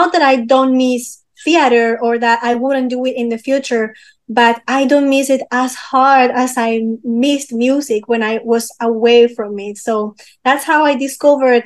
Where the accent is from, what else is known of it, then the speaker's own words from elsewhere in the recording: Peru; English is a second language; So I was born in Peru. I am half French, half Peruvian, actually. And in Peru, one good thing that we have in a school